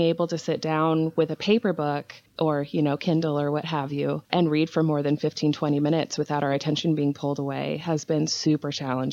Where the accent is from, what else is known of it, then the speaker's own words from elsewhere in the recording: Maryland, United States; now in Illinois, United States; Well, I'm currently in Central Illinois, which is where I am originally from, but I grew up on the East Coast in Maryland, been there for most of my adult life as well.